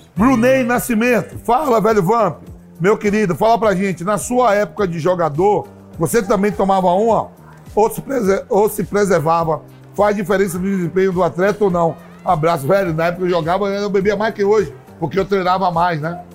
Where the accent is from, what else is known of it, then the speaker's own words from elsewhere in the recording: Bahia, Brazil; Sou baiano, Porto Seguro